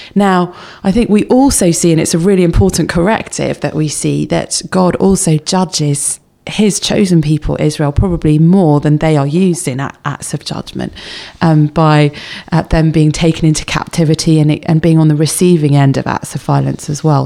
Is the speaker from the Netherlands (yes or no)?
no; England, United Kingdom; we're English